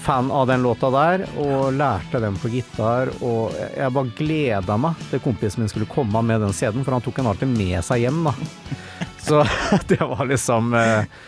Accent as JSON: {"language": "Norwegian", "town": "Fredrikstad", "region": "Østfold", "country": "Norway", "tie": "born or raised there", "said": "de fra Trosvik, der jeg bodde"}